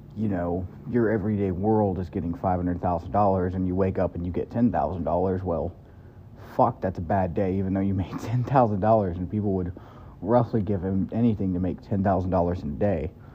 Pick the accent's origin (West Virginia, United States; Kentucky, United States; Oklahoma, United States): Kentucky, United States; moved away; I grew up in Kentucky